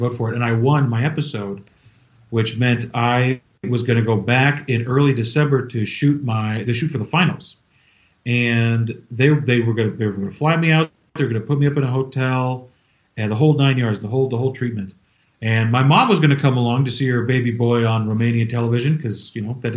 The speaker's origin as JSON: {"language": "English", "region": "California", "country": "United States", "moved": "yes", "said": "I'm from California"}